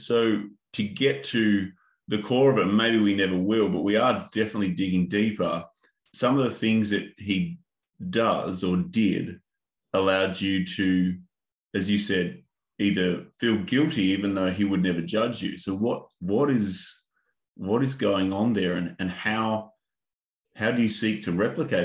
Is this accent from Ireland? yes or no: no; Northern Territory, Australia; the Indigenous culture that I grew up in Northern Territory